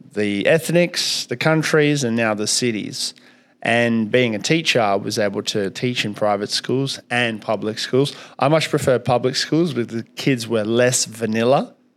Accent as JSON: {"language": "English", "town": "Kalgoorlie", "region": "Western Australia", "country": "Australia", "tie": "born or raised there", "also_born_or_lived": "Soviet Union", "said": "I grew up in Kalgoorlie"}